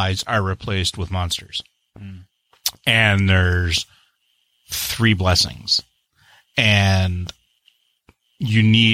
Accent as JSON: {"language": "English", "country": "Canada", "said": "I'm the Canadian"}